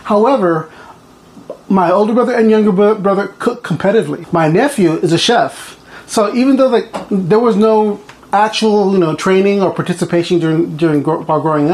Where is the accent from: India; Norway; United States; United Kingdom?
United States; Port Lavaca, Texas; moved away as an adult; now in Bethel, United States; I grew up in Port Lavaca, Texas, which is like halfway between Corpus Christi and Houston